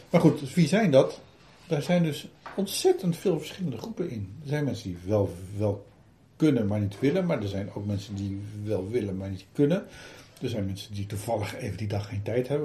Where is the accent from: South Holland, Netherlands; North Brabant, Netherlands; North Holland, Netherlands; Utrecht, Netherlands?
Utrecht, Netherlands; ik kom uit Utrecht.